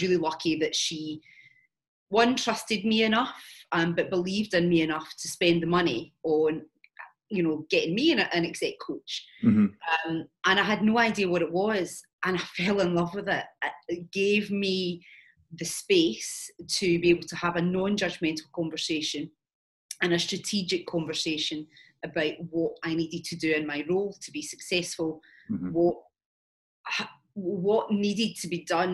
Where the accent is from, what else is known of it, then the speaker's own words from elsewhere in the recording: Glasgow, Scotland, United Kingdom; moved away as an adult; also born or lived in London; I'm Scottish, so I moved from Glasgow down to London